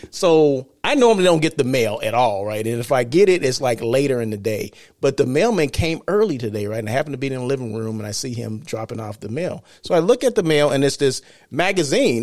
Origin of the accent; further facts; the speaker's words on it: Blythe, California, United States; moved away as an adult; also born or lived in Los Angeles, California; I'm from Blythe, California, okay? That's my hometown